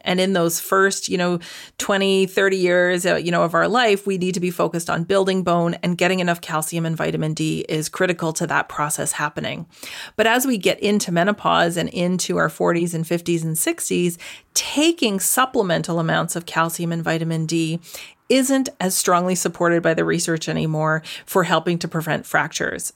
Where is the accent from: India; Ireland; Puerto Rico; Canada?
Canada; now in Netherlands; I'm currently living in the Netherlands, but I am Canadian, proudly.